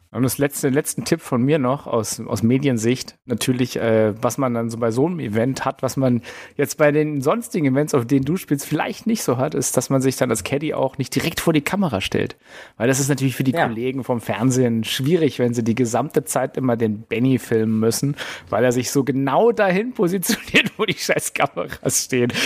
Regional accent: Germany; bei uns in Deutschland

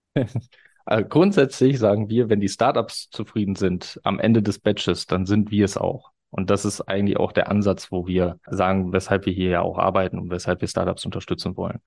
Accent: Osnabrück, Lower Saxony, Germany; in Osnabrück, meiner Heimatstadt

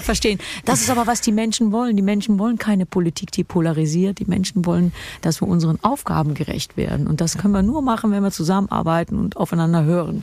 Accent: Kerkrade, Limburg, Netherlands; Kerkrade die Stadt ist, wo ich geboren bin

